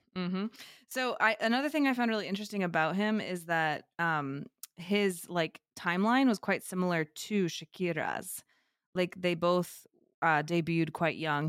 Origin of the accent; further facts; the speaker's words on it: United States; in the United States, we're so English centric